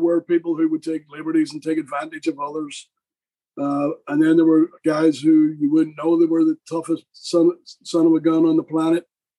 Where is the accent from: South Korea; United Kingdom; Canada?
United Kingdom; Wigan, North West England; I come from Wigan.